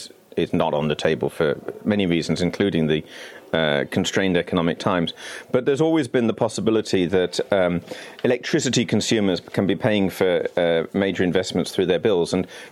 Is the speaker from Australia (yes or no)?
no; United Kingdom; here I am as a British citizen talking about a very Euro-federalist notion of handing powers to Brussels.